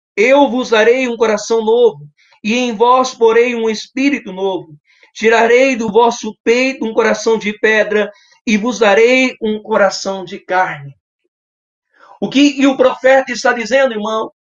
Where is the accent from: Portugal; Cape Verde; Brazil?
Brazil; Capão Bonito, São Paulo; sou da cidade de Capão Bonito, estado de São Paulo